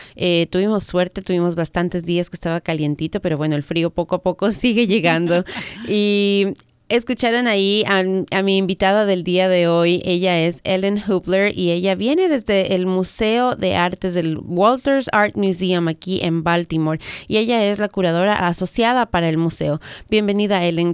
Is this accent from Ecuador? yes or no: yes; Ecuador; now in United States; yo soy del Ecuador